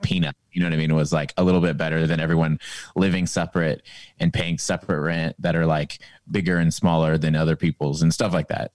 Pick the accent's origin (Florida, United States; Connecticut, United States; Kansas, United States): Kansas, United States; also born or lived in Texas / Pasadena, California; now in Austin, United States; I grew up in Kansas